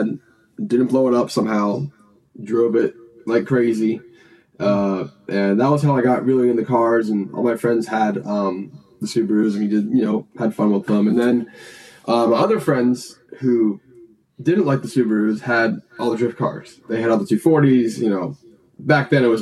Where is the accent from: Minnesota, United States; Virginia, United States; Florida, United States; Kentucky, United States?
Florida, United States; Clermont; also born or lived in Alabama; now in Orlando, United States; I was living in Claremont. That's where Njuku is. And that's my hometown